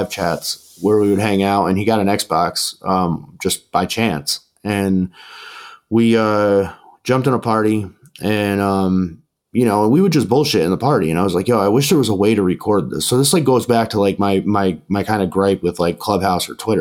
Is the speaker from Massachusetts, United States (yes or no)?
no; New York, United States; I'm from New York